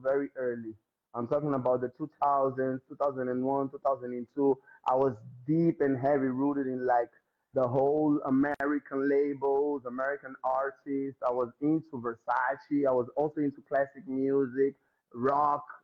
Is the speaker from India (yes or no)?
no; Mozambique; I'm from Mozambique, so there is no way of me escaping my roots